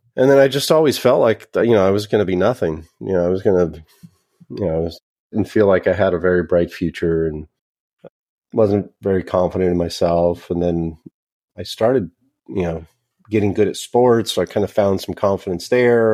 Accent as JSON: {"language": "English", "area": "a suburb of Sacramento", "region": "Northern California", "country": "United States", "said": "I'm from Northern California, a, a suburb of Sacramento."}